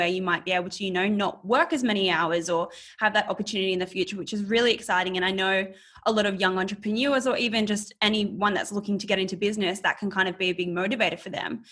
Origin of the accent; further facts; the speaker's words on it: Australia; being an Australian